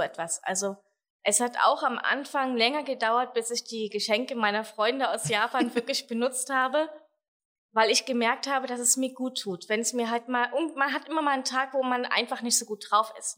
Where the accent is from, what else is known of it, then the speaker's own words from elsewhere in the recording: Germany; bei uns in Deutschland